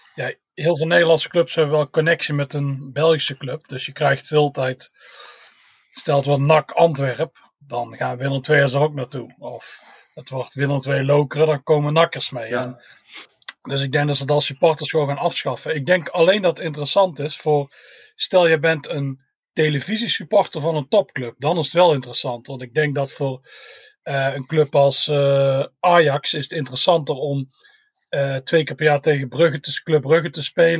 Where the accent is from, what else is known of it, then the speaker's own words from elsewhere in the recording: Tilburg, North Brabant, Netherlands; moved away as an adult; now in Scotland; ik kom uit Tilburg